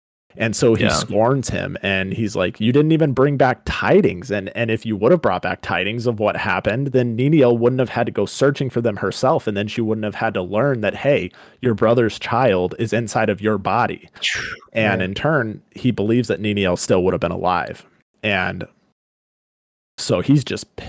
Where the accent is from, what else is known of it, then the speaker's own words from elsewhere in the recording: Colorado, United States; Growing up in Colorado